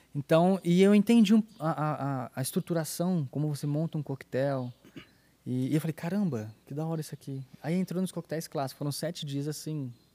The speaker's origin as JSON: {"language": "Portuguese", "country": "Brazil", "said": "da minha cidade, que eu sou de Paradópolis aqui do lado"}